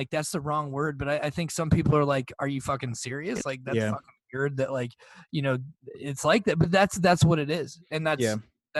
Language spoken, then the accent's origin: English; Iowa, United States; Despite the fact that we're from Iowa.